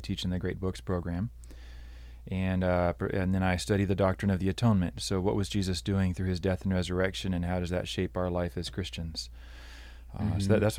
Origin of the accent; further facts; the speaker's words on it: Brazil; also born or lived in Pacific Northwest, United States; Yeah, I grew up in Brazil. I'm a missionary kid. My parents were teaching at a seminary training pastors. Most of my years were spent there, a little bit in the Pacific Northwest.